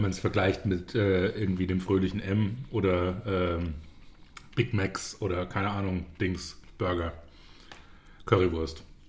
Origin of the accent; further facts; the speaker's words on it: Zweibrücken, Rhineland-Palatinate, Germany; now in Munich, Germany; da, wo ich herkomme, Zweibrücken in der Pfalz